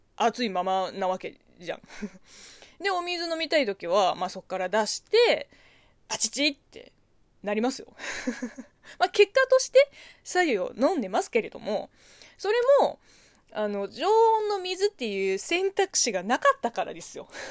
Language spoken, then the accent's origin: Japanese; China; Japanese is a second language; moved away; 中国生まれ中国育ち